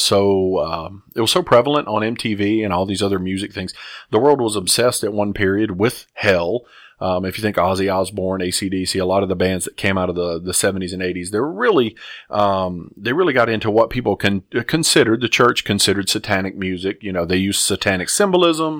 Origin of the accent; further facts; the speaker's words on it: the South, United States; I grew up in the South, um, in the eighties